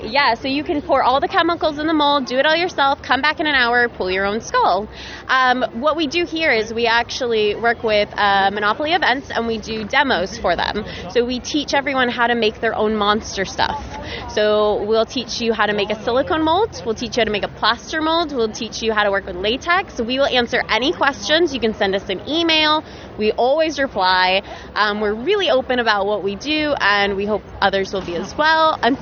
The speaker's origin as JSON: {"language": "English", "country": "United States", "accent": "American", "lives_now": "United Kingdom", "said": "I call and I'm the American accent. They instantly hear, they're like, is this …? I'm like, yes, yes it is."}